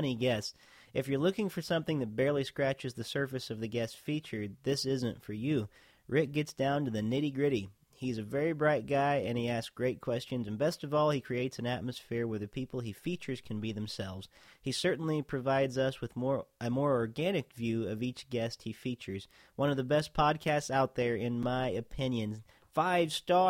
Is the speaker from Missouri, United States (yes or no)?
no; Kentucky, United States; moved away; I'm from Kentucky originally